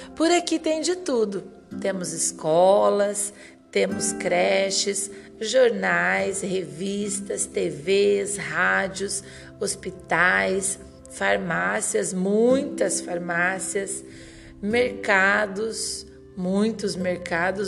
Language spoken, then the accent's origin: Portuguese; Mato Grosso do Sul, Brazil; now in Lucas do Rio Verde, Brazil; sou nascida no Mato Grosso do Sul, mas já moro no Mato Grosso há 18 anos